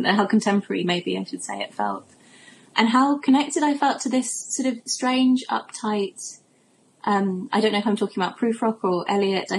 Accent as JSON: {"language": "English", "area": "Cornwall", "region": "South West England", "country": "United Kingdom", "moved": "yes", "lives_now": "London, United Kingdom", "said": "which is where I'm from Cornwall."}